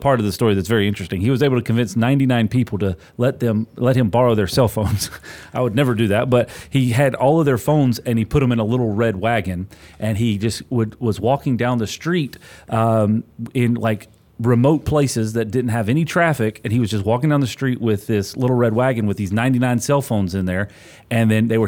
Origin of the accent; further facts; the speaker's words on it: North Carolina, United States; North Carolina.